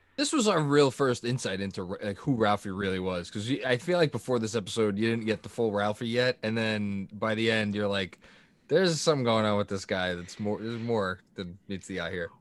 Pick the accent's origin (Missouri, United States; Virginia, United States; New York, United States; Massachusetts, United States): New York, United States; New York City; I grew up in, in Staten Island